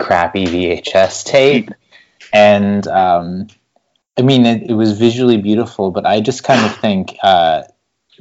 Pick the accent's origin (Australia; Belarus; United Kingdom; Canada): Canada; Toronto, Ontario; I'm from Toronto, Ontario, way up here in Canada